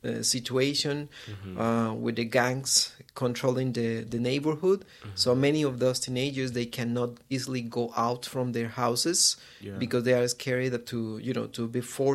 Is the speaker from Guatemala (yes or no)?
yes; Guatemala; I am from Guatemala. This is a small country, very near to Mexico in Latin America. And I'm working there. I'm living there in Guatemala.